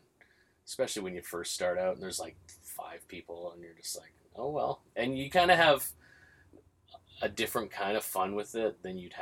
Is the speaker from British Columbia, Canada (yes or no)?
yes; Vancouver, British Columbia, Canada; I'm Canadian. I'm from Vancouver